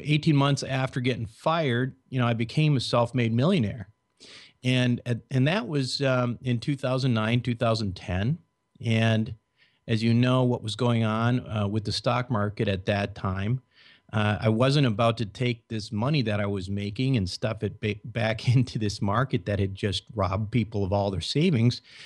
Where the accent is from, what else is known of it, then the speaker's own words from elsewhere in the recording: Minnesota, United States; I was born and raised in Minnesota.